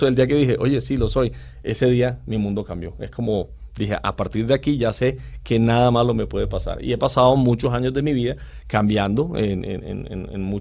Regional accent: Caribbean Region, Colombia; el que más me gusta es el pastel costeño el de nosotros, el de mi tierra, que es con arroz

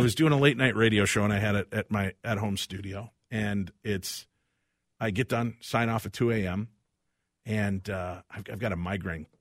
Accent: Illinois, United States; I grew up in Illinois

